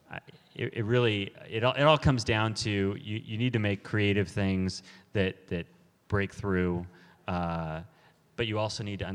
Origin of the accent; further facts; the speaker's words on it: Los Angeles, California, United States; growing up in Los Angeles